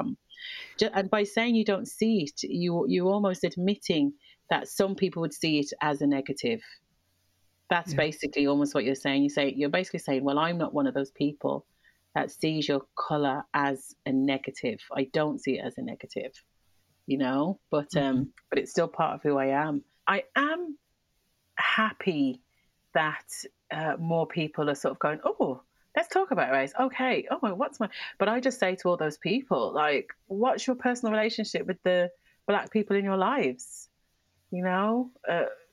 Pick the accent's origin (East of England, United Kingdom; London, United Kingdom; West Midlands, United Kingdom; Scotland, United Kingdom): West Midlands, United Kingdom; Birmingham; moved away as an adult; now in Ireland; I saw a lot of destruction and violence and riots growing up in Birmingham.